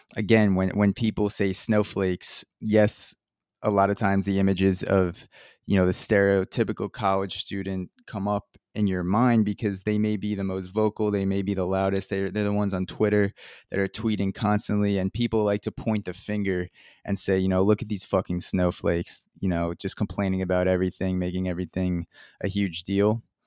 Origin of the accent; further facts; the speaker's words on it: Long Island, New York, United States; I grew up in a middle upper class household in Long Island